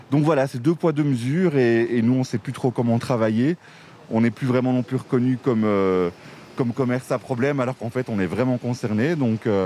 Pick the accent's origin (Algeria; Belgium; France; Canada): Belgium; Florennes, Wallonia; Je viens de Florus.